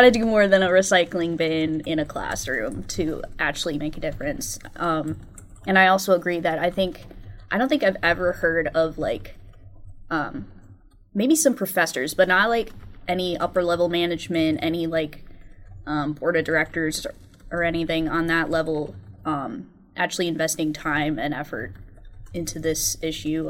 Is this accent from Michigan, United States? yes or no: yes; Michigan, United States; I've also lived in this area my whole life, um, growing up near Lake Superior